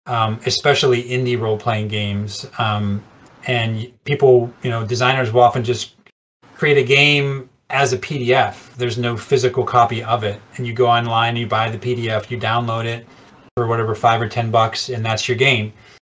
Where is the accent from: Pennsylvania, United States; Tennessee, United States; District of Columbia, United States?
Pennsylvania, United States; Pittsburgh; when I was growing up in Pittsburgh